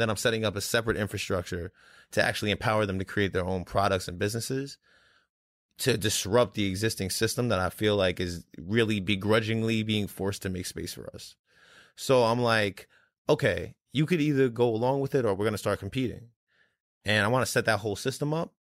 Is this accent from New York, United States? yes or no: yes; New York City, New York, United States; moved away; I'm actually from Brooklyn originally.